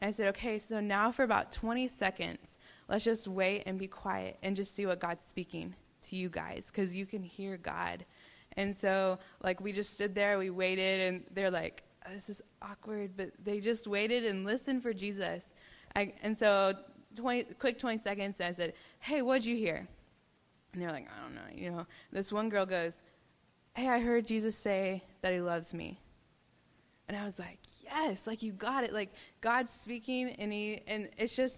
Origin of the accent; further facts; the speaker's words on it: Texas, United States; I'm from Texas